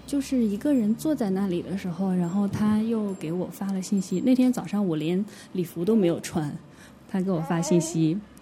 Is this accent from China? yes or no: yes; Anhui, China; moved away; 我是安徽人，我们那边的直男癌非常之多